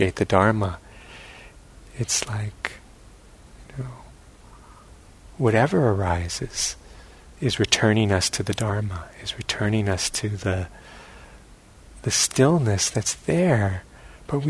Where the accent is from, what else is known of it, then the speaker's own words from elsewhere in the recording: New York City, New York, United States; where I grew up in New York City